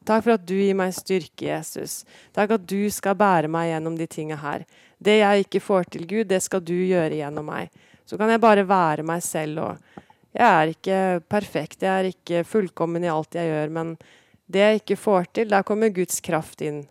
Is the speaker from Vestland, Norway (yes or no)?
no; Porsgrunn, Vestfold og Telemark, Norway; also born or lived in Kragerø / Skien; Jeg ble født i Porsgrunn og vokste opp i Porsgrunn